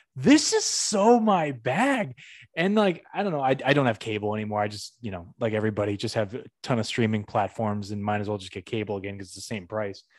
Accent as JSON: {"language": "English", "town": "Northampton", "region": "Massachusetts", "country": "United States", "tie": "born or raised there", "moved": "yes", "said": "my hometown, Northampton, Mass."}